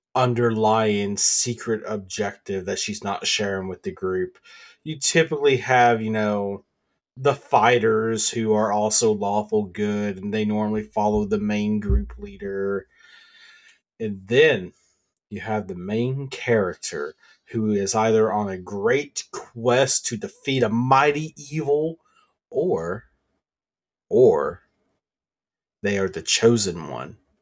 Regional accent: the South, United States; I'm from the South

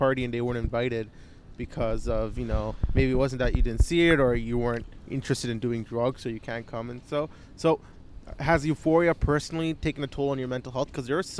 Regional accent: Ontario, Canada; I was born here, but all my parents and whatnot, and my aunt and whatnot was born in Sri Lanka.

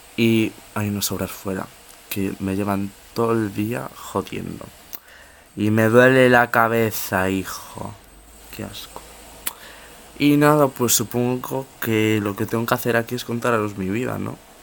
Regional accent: Ourense, Galicia, Spain; soy de Urense, tengo 14 años

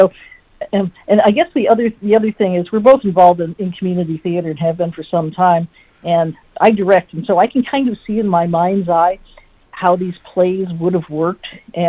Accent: New York City, New York, United States; moved away; we're originally from New York City

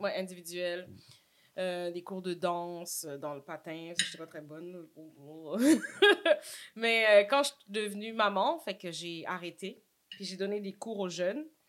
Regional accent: Montreal, Quebec, Canada; Saint-Michel in the house. J'ai grandi là. Je suis née là.

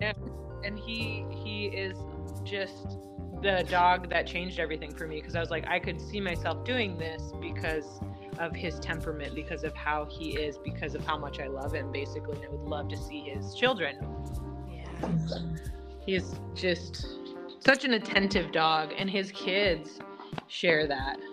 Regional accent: Washington, United States; moved away; we're from Washington State originally.

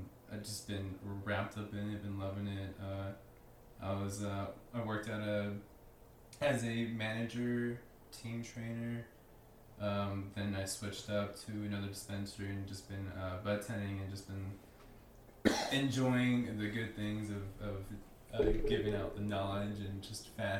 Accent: Las Vegas, Nevada, United States; I'm born and raised in Vegas. Been here all my life

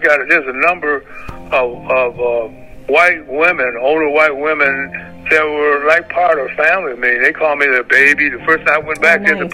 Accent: Covert, Michigan, United States; Growing up in Covert, one word.

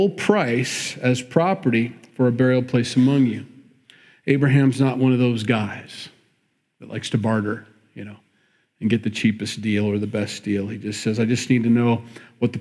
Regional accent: Midwest, United States; we grew up in the Midwest

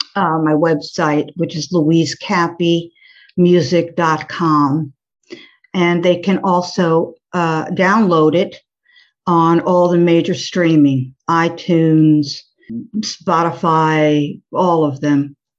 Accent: New York, United States; moved away as an adult; also born or lived in Florida; now in New Orleans, United States; grew up in New York.

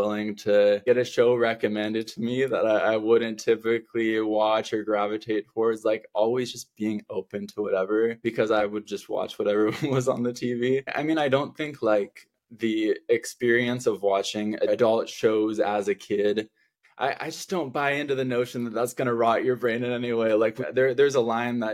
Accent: Oregon, United States; now in Los Angeles, United States; I'm from Oregon. I'm in LA now.

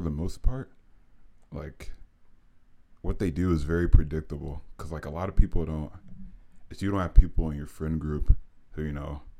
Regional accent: Ohio, United States; moved away as an adult; also born or lived in Los Angeles; because I'm literally from Ohio.

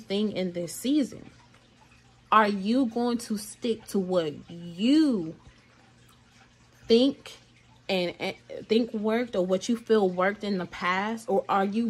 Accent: Atlanta, Georgia, United States; I'm from Georgia. I'm from Atlanta, Georgia

